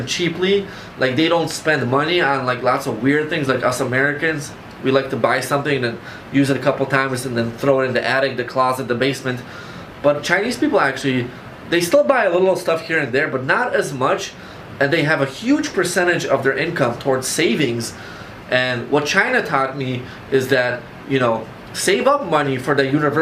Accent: Poland; now in Chicago, United States; I was born in Poland, I came to Chicago

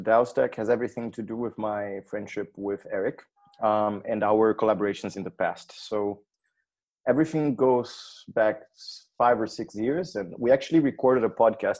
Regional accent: Brazil; now in Berlin, Germany; I'm Brazilian as well

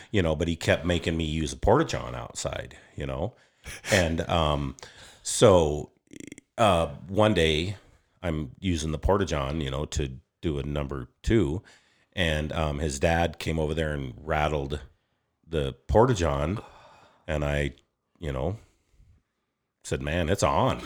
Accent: Upton, Wyoming, United States; also born or lived in Sundance, Wyoming / Moorcroft, Wyoming; I grew up in Upton, Wyoming. I was born at Sundance, graduated high school in Moorcroft.

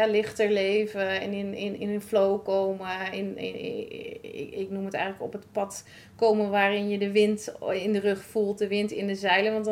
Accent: Raalte, Overijssel, Netherlands; want ik kom zelf natuurlijk uit Raalte.

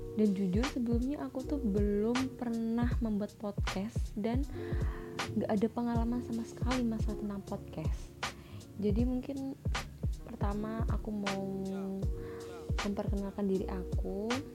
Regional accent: Java, Indonesia; accent: medok; aku campur-campur bahasa Indo sama bahasa Jawa karena, karena aku di sini orang Jawa

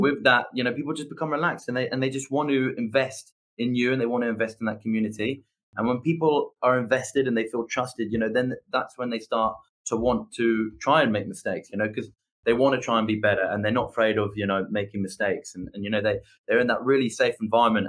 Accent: England, United Kingdom; I'm English

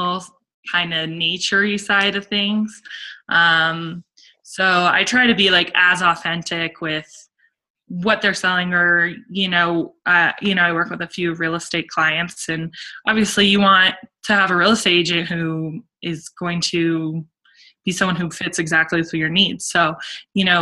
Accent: Summit County, Colorado, United States; also born or lived in Italy; I grew up in Summit, and I loved growing up in Summit County.

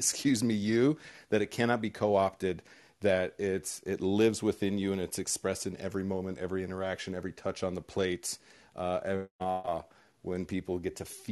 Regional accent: Southern California, United States; I'm from Southern California and went to Iowa to work at my uncle's

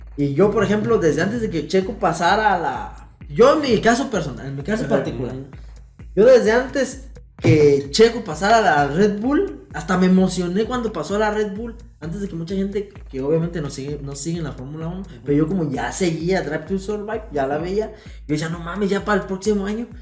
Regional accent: Mexico; los mexicanos somos

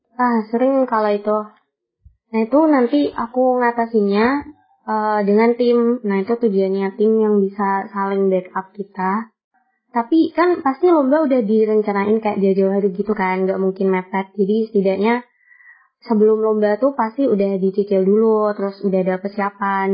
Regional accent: Kudus, Central Java, Indonesia; Asalku dari Kudus, kota Kretek yang terkenal akan rokoknya.

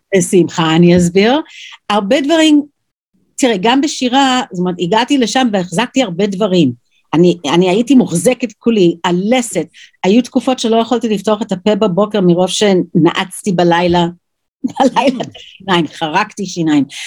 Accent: New York, United States; Hebrew is a second language; moved away as an adult; also born or lived in Jerusalem, Israel; now in Israel; וגדלתי אז בניו יורק

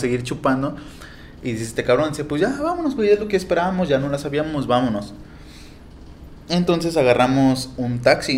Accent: Veracruz, Mexico; somos acá de Veracruz

